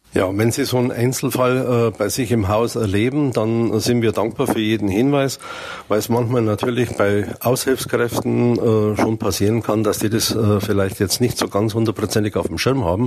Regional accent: Swabia, Germany; moved away; ich bin gebürtiger Schwabe, ich bin so erzogen

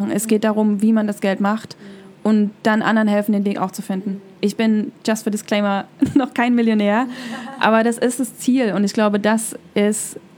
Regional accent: East Germany, Germany; Also, ich bin halt in der DDR aufgewachsen, im Osten von Deutschland.

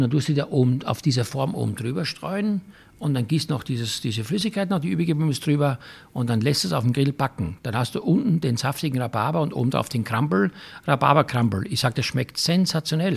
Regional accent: Styria, Austria; für mich als Kind in der Steiermark vom Bauernhof

